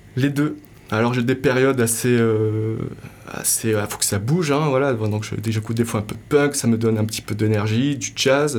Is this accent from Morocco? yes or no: yes; Morocco; j'ai grandi au Maroc